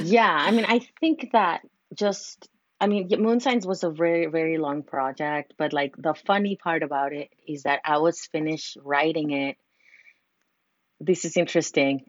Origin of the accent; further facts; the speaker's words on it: Mexico City, Mexico; moved away as an adult; now in California, United States; I'm originally from Mexico City, but have been living in California for many years, like 16 years.